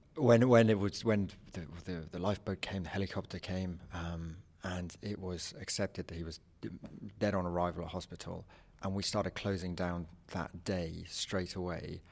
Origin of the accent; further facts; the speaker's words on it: England, United Kingdom; I'm an English writer.